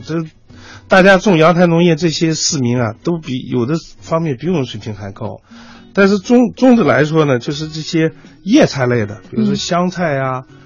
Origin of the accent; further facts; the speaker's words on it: Wuchuan, Inner Mongolia, China; now in Beijing, China; 我的老家是土豆之乡